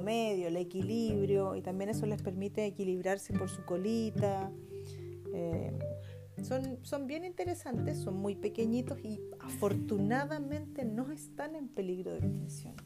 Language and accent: Spanish; Chile; Nosotros que somos chilenos